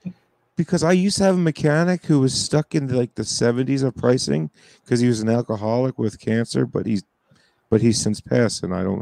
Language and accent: English; New Jersey, United States; I'm a car guy from Jersey